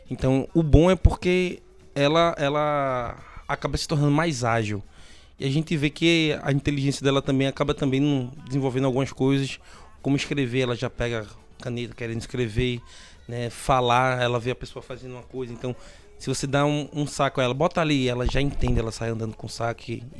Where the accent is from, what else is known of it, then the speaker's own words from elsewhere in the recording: Águas Compridas, Pernambuco, Brazil; Sou, sou de Águas Compridas.